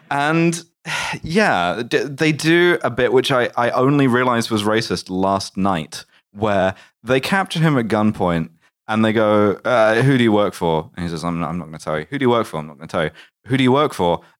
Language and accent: English; England, United Kingdom; I'm English.